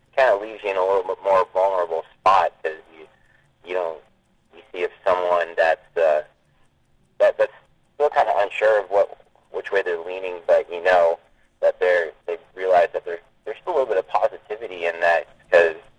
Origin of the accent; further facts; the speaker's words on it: Maine, United States; moved away as an adult; now in Texas, United States; I'm, I'm from Maine originally. I, I grew up there, um, spent 23 years of my life there, and then moved down to Texas uh, about six years